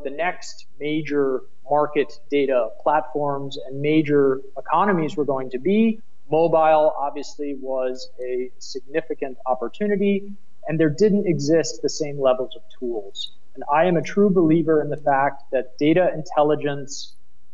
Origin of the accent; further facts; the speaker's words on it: United States; accent: American; moved away as an adult; now in Berlin, Germany; my American accent does give me away